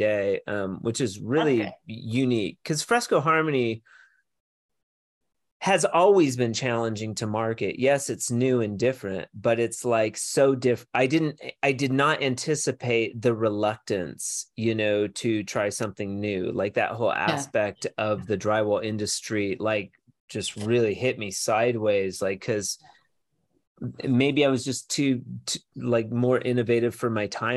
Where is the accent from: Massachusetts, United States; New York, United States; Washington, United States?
Washington, United States; moved away; also born or lived in Portland / Arizona / Colorado; I'm from Washington